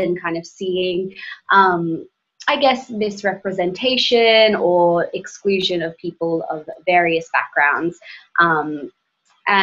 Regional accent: Brisbane, Queensland, Australia; moved away; also born or lived in Melbourne, Australia; growing up in Brisbane, Australia, and then moving to Melbourne, Australia

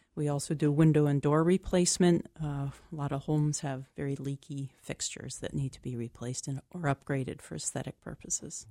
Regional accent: Liberty, Maine, United States; I am from Liberty, which is in western Waldo County

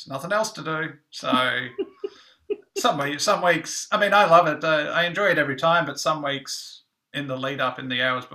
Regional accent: Australia; moved away; I'm Australian

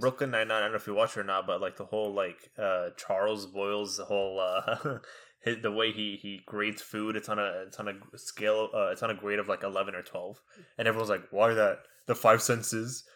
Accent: Egypt; now in Texas, United States; growing up in Egypt

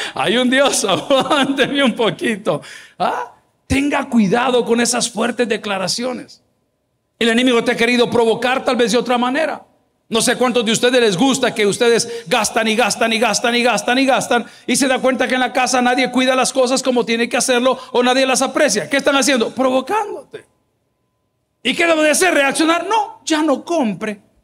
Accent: El Salvador; en mi país, El Salvador, le llamamos chungueando

